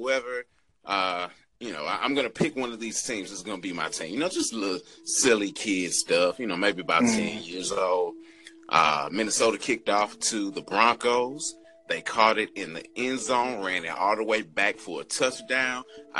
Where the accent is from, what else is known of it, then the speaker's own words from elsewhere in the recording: Nigeria; now in St. Louis, United States; And living in St. Louis, I could have gone one or two ways, been a Bears fan or a Chiefs fan. Being Nigerian, I should have been a Chiefs fan